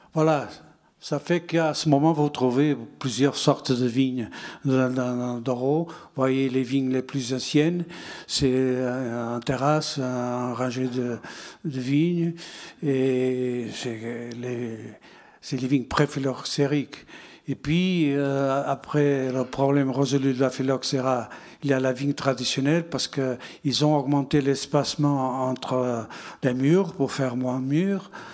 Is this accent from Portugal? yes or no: yes; Portugal; French is a second language; moved away as an adult; also born or lived in Bordeaux; quand je suis parti de Portugal